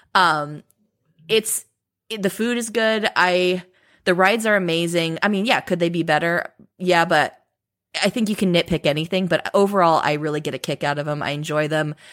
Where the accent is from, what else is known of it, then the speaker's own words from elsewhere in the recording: Southern California, United States; grew up in Southern California. I live very, I've always lived very close to Disneyland